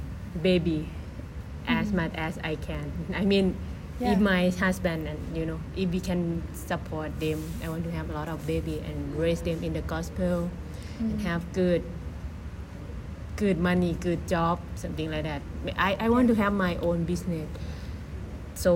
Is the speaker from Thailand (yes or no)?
yes; Thailand; moved away as an adult; now in Hawaii, United States; from Thailand